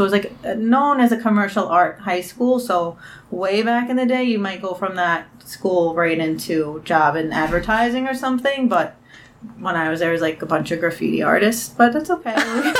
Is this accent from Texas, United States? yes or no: no; Brooklyn, New York, United States; Oh, this whole thing. Brooklyn, New York.